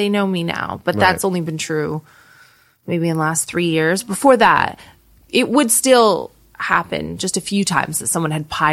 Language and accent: English; Canada; moved away as an adult; now in United Kingdom; being North American